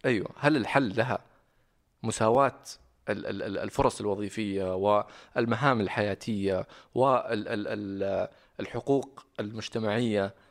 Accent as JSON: {"language": "Arabic", "town": "Riyadh", "region": "Riyadh Province", "country": "Saudi Arabia", "tie": "born or raised there", "also_born_or_lived": "Medina / Sydney, Australia / Jeddah", "moved": "as an adult", "said": "أنا أساساً من المدينة، بس، آه، مولود ومتربي هنا في الرياض."}